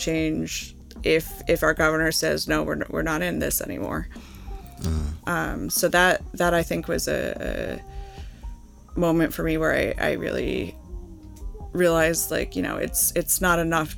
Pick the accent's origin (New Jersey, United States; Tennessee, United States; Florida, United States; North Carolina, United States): New Jersey, United States; Holmdel; I grew up in Holmdel in Monmouth County